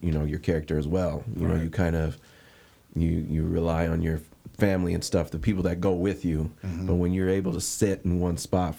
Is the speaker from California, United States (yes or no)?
yes; San Diego, California, United States; I grew up around here for years, right.